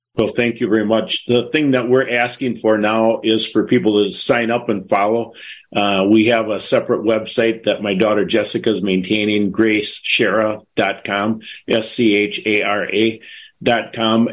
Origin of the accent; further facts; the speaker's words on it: Wisconsin, United States; we're from Wisconsin